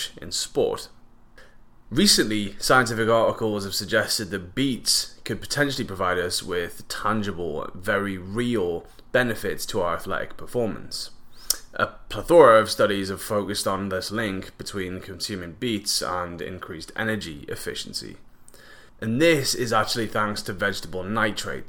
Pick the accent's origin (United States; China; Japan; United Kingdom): United Kingdom; England; now in Vancouver Island, Canada; Growing up in England